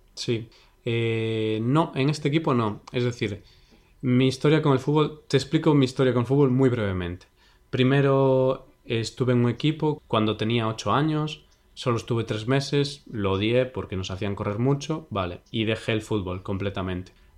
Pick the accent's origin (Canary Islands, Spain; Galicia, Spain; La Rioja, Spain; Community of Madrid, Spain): Galicia, Spain; Vigo; el equipo de mi ciudad